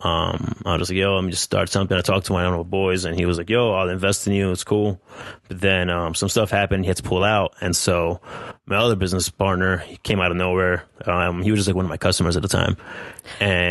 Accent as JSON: {"language": "English", "region": "New Jersey", "country": "United States", "tie": "born or raised there", "moved": "yes", "said": "I grew up in New Jersey. My parents are from Colombia"}